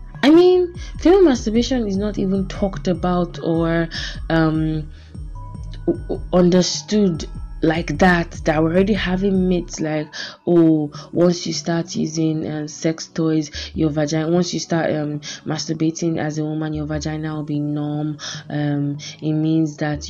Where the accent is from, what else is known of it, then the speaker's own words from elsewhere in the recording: Nigeria; Being a Nigerian woman